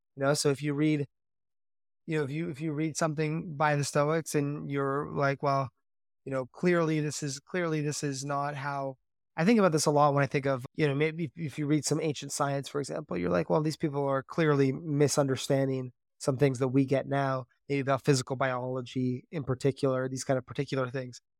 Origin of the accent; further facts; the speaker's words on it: Canada; growing up in Canada